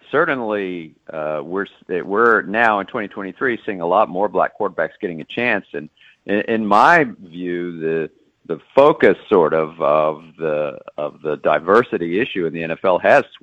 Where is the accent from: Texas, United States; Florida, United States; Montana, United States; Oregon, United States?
Texas, United States; Dallas; moved away as an adult; now in Baltimore, United States; I am a Texan, born and raised in Dallas.